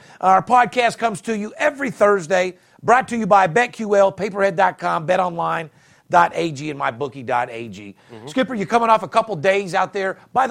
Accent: Las Vegas, Nevada, United States; I'm born and raised in Las Vegas where the average marriage is 18 months.

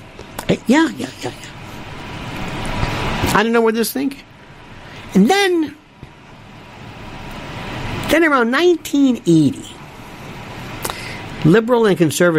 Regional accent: Florida, United States; I'm from Florida

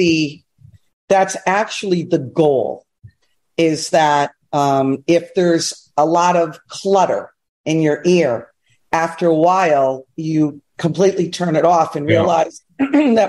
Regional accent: New York, United States; I'm a New Yorker

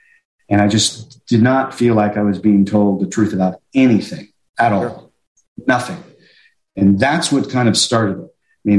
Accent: High Wycombe, South East England, United Kingdom; I grew up in Europe, and I was going to school on a military base in High Wycombe, England.

